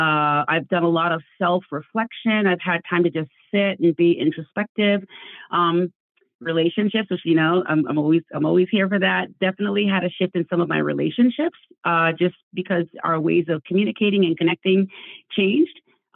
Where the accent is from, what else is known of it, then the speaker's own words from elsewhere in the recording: Nigeria; also born or lived in Ann Arbor, United States / Calabar, Nigeria; I am Nigerian. I'm Igbo. That's my cultural background. And when I was 12 years old, my parents uprooted us and moved us from Ann Arbor, Michigan to Calabar, Cross River State in Nigeria.